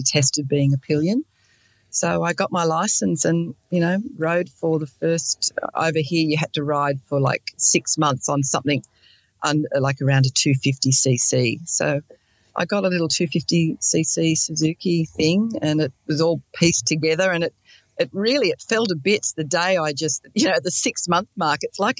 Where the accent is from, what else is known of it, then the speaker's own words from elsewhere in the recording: Sydney, New South Wales, Australia; also born or lived in Blue Mountains; I'm from Sydney, Australia, and also the Blue Mountains. I live in both places.